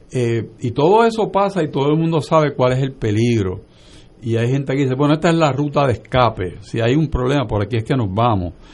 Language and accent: Spanish; Aguadilla, Puerto Rico; En de donde yo vengo, que es Aguadilla del Oeste